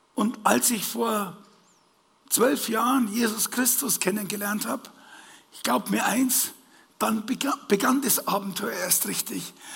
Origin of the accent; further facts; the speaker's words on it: Bavaria, Germany; als Bayer